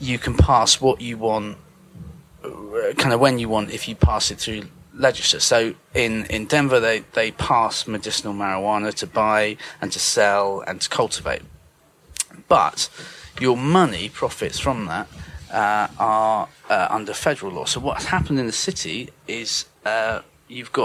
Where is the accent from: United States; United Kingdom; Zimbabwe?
United Kingdom; as a Brit